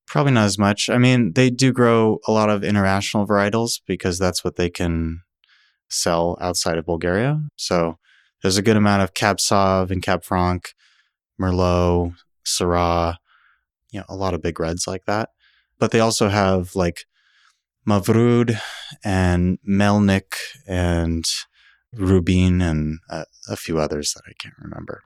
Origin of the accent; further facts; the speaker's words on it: California, United States; now in Oregon, United States; I, I come from California.